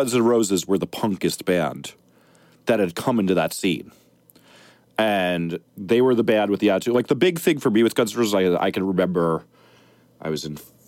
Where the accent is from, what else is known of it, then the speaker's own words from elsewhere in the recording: Montclair, New Jersey, United States; I grew up in Montclair, New Jersey.